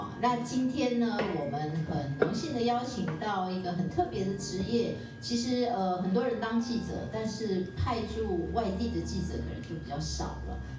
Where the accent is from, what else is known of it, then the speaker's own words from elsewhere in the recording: Taiwan; 就我们台湾话叫做文化流氓啊。